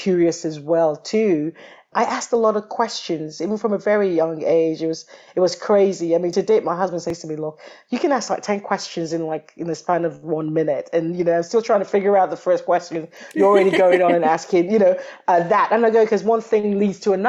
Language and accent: English; Nigeria; moved away as an adult; also born or lived in London; now in Toronto, Canada; I come from Nigeria as my background